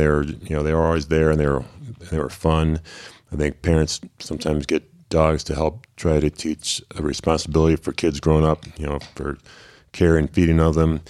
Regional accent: Chicago, Illinois, United States; moved away as an adult; I was born in Chicago and raised in the suburbs

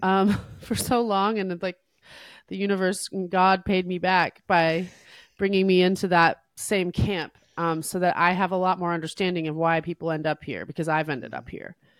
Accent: New Jersey, United States; I was raised in New Jersey by my Syrian refugee dad and my American mom

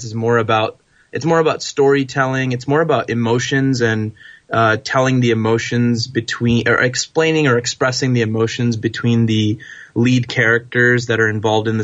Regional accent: California, United States; I was born and raised in the States, in California, and you know, both of my parents were immigrants to this country from India

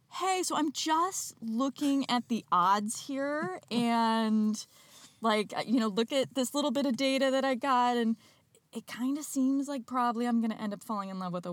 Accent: Midwest, United States; I'm from the Midwest

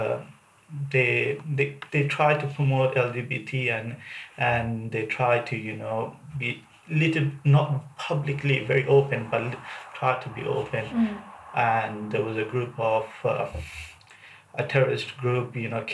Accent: Dhaka, Dhaka Division, Bangladesh; moved away as an adult; now in United Kingdom; I'm from Dhaka, Bangladesh.

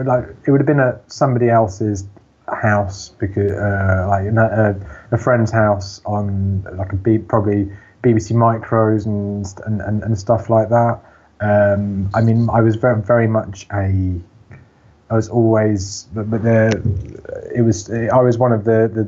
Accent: Bedford, East of England, United Kingdom; I grew up in Bedford. I grew up in a farm on the outskirts, in a little village down a very long road.

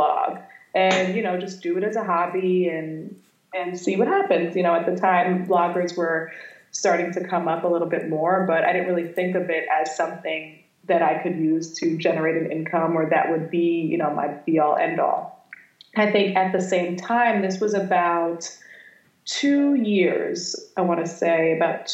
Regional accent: Florida, United States; moved away as an adult; also born or lived in New York; I grew up in Florida

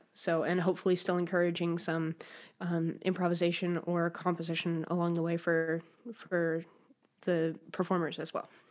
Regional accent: Denver, Colorado, United States; also born or lived in New Haven, Connecticut; now in Michigan, United States; I grew up in Denver, Colorado

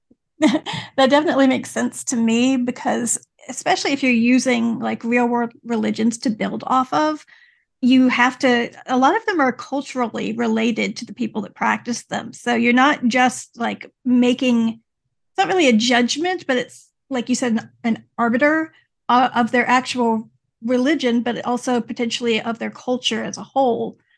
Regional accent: Louisiana, United States; I grew up in Louisiana

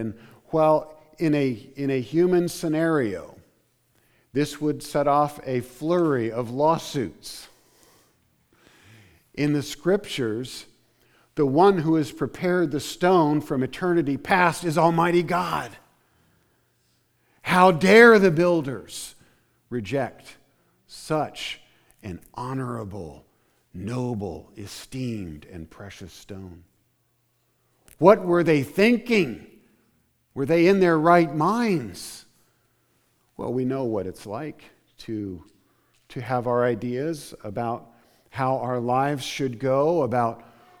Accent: Indiana, United States; I grew up in Indiana at one point, and there are limestone quarries

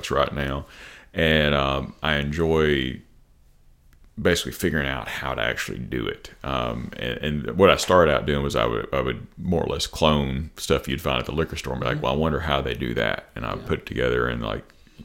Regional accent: Jackson, Tennessee, United States; also born or lived in Memphis; I'm from Jackson. I was born at Jackson General Hospital. Been here most of my life, other than a brief stint down in Memphis

